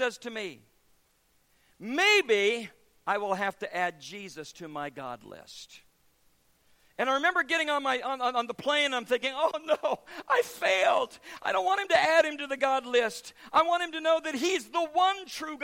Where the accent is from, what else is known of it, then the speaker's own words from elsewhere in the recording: United States; recognized me as American